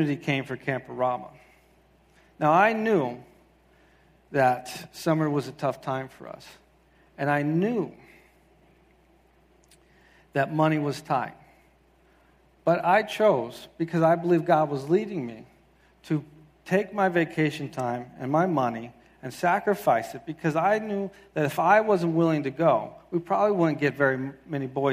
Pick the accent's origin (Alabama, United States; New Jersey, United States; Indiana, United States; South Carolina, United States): South Carolina, United States; moved away as an adult; now in Quincy, Massachusetts, United States; I'm originally from the South. I grew up in South Carolina